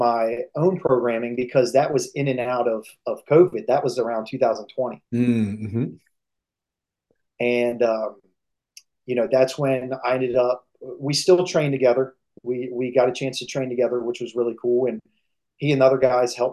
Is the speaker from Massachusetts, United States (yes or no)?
no; Maryland, United States; moved away as an adult; now in Pittsburgh, United States; we would head back home to Maryland.